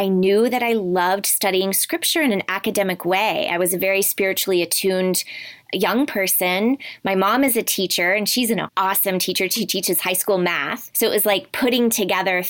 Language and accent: English; Oklahoma City, Oklahoma, United States; I grew up in Oklahoma City, and if you know much about Oklahoma, really Baptist is the dominant option.